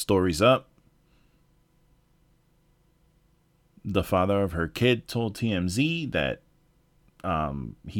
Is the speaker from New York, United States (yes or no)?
yes; New York, United States; moved away; I'm from New York originally